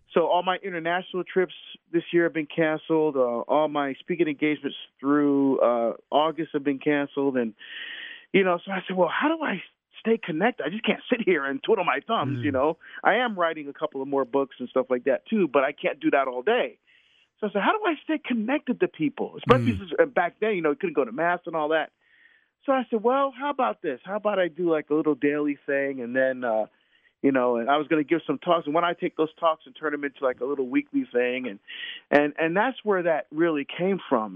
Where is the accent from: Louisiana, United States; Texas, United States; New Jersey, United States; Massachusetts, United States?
New Jersey, United States; Hillside; moved away as an adult; also born or lived in Newark, New Jersey / Orange, New Jersey; now in Oregon, United States; I grew up in Hillside, but I but I, I went to St. Benedict's Prep in Newark